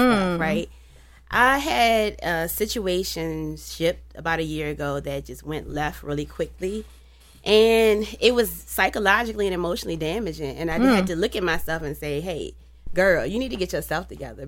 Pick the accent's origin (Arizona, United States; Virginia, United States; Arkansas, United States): Virginia, United States; Petersburg; I'm from Petersburg